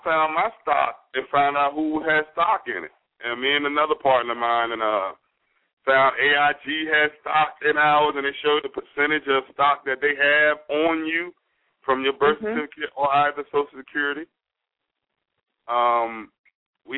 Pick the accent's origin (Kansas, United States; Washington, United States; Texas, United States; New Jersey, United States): New Jersey, United States; Jersey City; now in High Point, United States; I'm originally from Jersey City, New Jersey. I'm currently residing in High Point, North Carolina